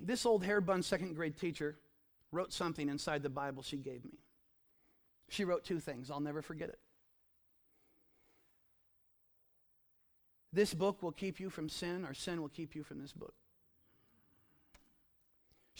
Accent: the Ozarks, United States; I grew up in the Ozarks

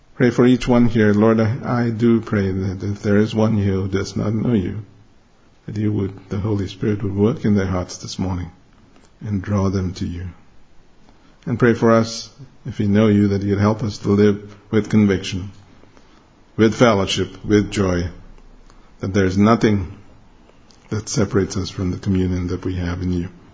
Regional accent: Mumbai, Maharashtra, India; moved away; I grew up in Bombay. It used to be called Bombay, now it's called Mumbai.

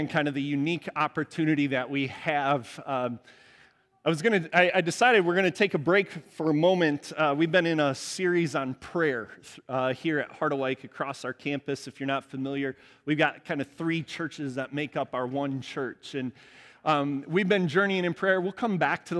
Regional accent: Cedar Lake, Indiana, United States; moved away; Cedar Lake, Indiana, South Chicago suburb where I grew up

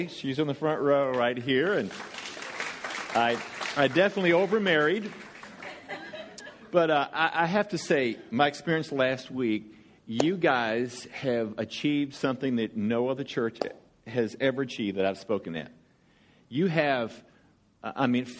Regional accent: Georgia, United States; I'm from Georgia.

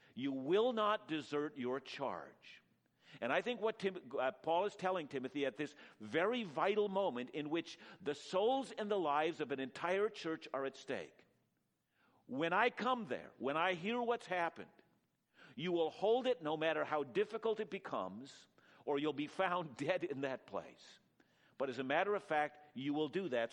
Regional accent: Canada; I'm a Canadian through and through

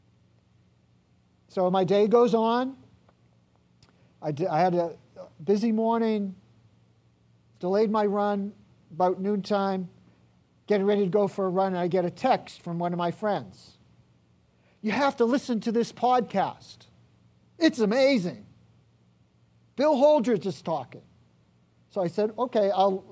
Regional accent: Ireland; I'm Irish

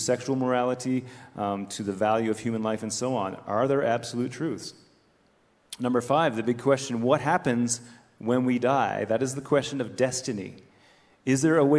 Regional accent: Canada; I'm a Canadian

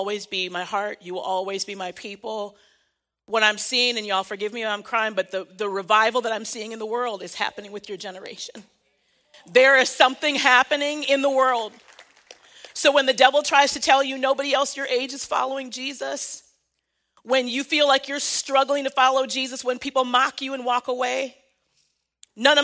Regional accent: United States; I am African American

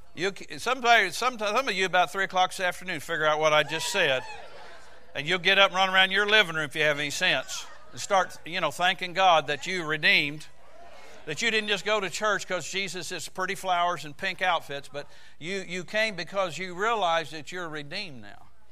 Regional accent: United States; I'm American

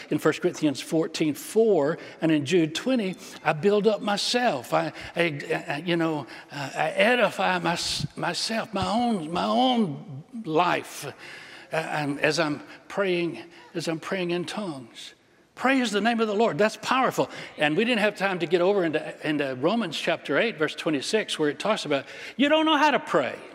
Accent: England, United Kingdom; I'm English. I don't, I don't speak other languages, only little parts and pieces.

